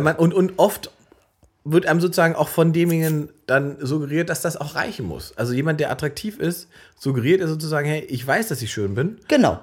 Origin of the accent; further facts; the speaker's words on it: Salzwedel, Saxony-Anhalt, Germany; ich komme aus Salzwedel, Sachsen-Anhalt, in der Altmark, so ein kleiner Ort im Nirgendwo quasi